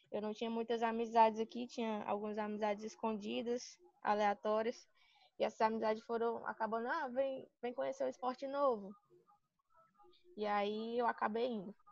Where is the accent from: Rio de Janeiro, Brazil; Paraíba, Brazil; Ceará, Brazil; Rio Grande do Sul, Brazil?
Ceará, Brazil; Sobral; now in Fortaleza, Brazil; Eu sou do interior de Sobral, moro lá em Sobral, passei a vida toda lá, nunca quis saber de outra coisa.